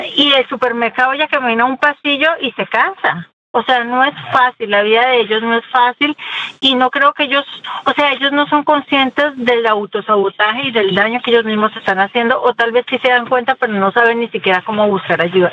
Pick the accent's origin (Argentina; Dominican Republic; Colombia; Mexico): Colombia; moved away; crecí en Colombia